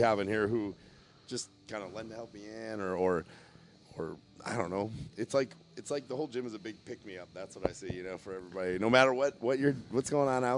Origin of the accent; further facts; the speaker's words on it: Chicago, Illinois, United States; moved away; I'm coming from Chicago